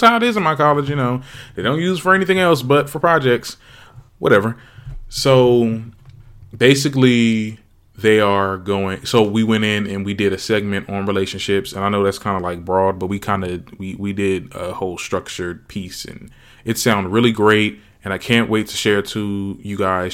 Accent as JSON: {"language": "English", "town": "Trenton", "region": "New Jersey", "country": "United States", "tie": "born or raised there", "said": "my hometown, Trenton"}